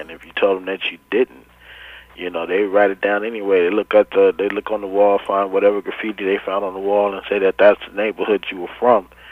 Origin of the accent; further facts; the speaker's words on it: Los Angeles, California, United States; as a teenager growing up in Watts